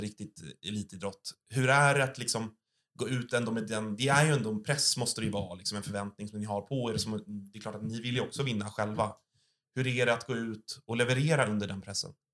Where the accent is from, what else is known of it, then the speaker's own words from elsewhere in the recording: Stockholm, Stockholm County, Sweden; vi är båda födda och uppvuxna i Stockholm